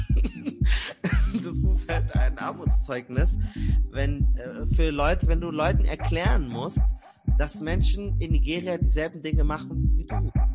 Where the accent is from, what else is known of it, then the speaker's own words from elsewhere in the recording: Germany; weil ich in Deutschland aufgewachsen bin